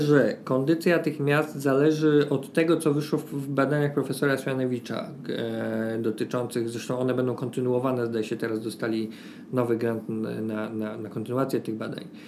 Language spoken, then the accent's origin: Polish; Poznań, Greater Poland, Poland; now in Warsaw, Poland; Ja sam jestem z Poznania, czyli miasta mniejszego od Warszawy